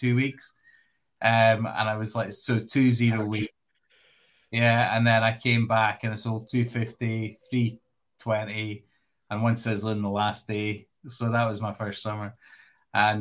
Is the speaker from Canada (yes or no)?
no; Glasgow, Scotland, United Kingdom; also born or lived in Edinburgh; I grew up in Glasgow, in the west coast of Scotland.